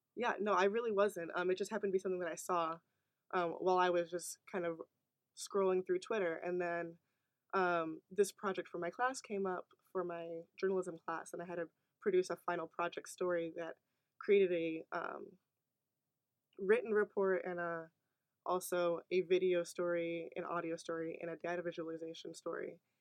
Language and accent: English; Naperville, Illinois, United States; moved away as an adult; now in Iowa City, United States; my hometown of Naperville, Illinois